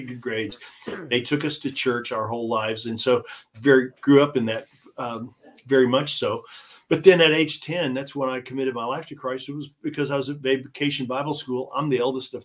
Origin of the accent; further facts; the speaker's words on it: small town in Southern Illinois, United States; I'm a high school jock in Southern Illinois